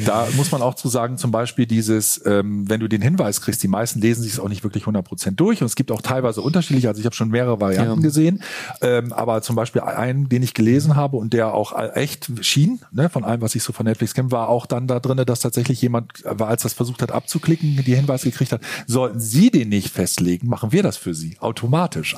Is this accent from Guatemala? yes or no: no; Northern Germany, Germany; als Norddeutscher